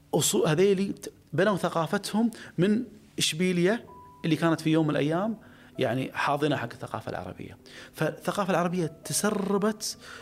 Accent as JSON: {"language": "Arabic", "country": "Kuwait", "said": "انا كخليجي"}